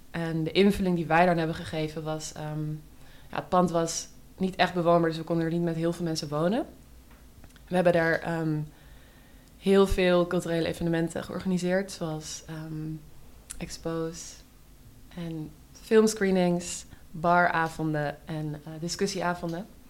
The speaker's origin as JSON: {"language": "Dutch", "town": "Amsterdam", "region": "North Holland", "country": "Netherlands", "tie": "born or raised there", "said": "ik kom uit Amsterdam. Ik ben hier opgegroeid. Ehm, in Oud-West."}